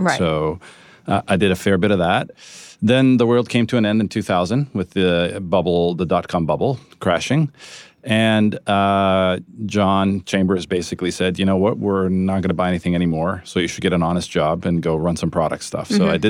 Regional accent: Japan; moved away; also born or lived in Italy; So my story is I was born in Italy, from Italian parents. I was destined to be an ordinary Italian child eating pizza and mozzarella. That sort of came to a screeching halt. My dad moved to Japan, and so we lived there for 12 years

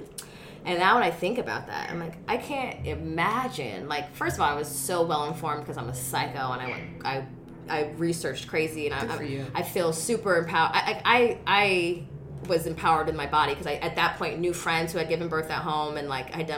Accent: Montgomery, Alabama, United States; also born or lived in Tuskegee, Alabama; I was born in Alabama

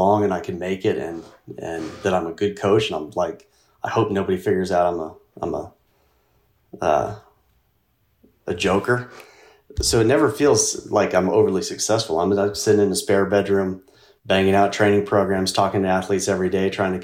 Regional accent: Casper, Wyoming, United States; my hometown, which was Casper, Wyoming

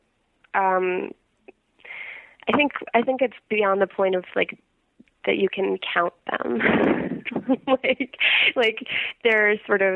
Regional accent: Silver Spring, Maryland, United States; moved away as an adult; now in New York, United States; I grew up in Silver Spring, Maryland, right outside our nation's capital, Washington

